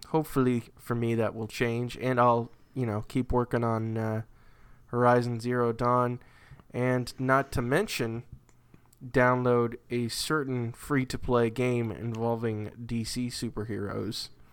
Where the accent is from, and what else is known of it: New England, United States; born or raised there